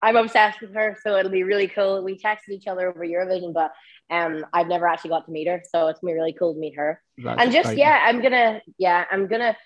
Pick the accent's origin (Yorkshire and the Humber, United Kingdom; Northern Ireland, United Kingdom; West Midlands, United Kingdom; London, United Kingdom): Northern Ireland, United Kingdom; Derry; I am from Derry.